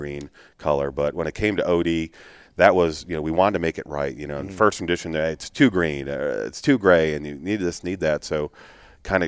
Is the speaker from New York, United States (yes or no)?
no; Illinois, United States; being from Illinois.